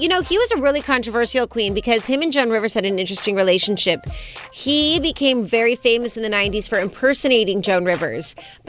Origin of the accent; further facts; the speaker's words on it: Las Vegas, Nevada, United States; Frank Marino, who I've known since I was literally 5 years old because I grew up in Vegas